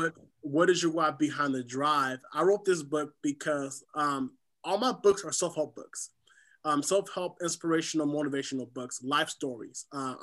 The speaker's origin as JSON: {"language": "English", "town": "SeaTac", "region": "Washington", "country": "United States", "tie": "born or raised there", "also_born_or_lived": "Haiti", "said": "I'm originally from the Caribbean island of Haiti. I grew up here in SeaTac, Washington."}